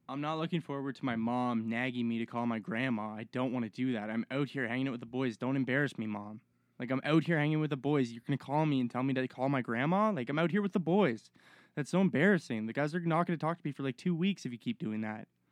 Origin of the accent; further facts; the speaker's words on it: Halifax, Nova Scotia, Canada; now in British Columbia, Canada; I'm from Halifax, Nova Scotia.